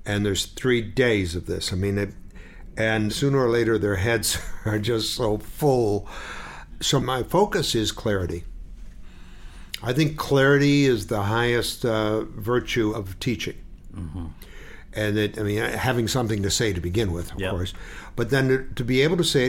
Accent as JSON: {"language": "English", "town": "Detroit", "region": "Michigan", "country": "United States", "tie": "born or raised there", "moved": "as an adult", "said": "I was born and raised in Detroit, Michigan."}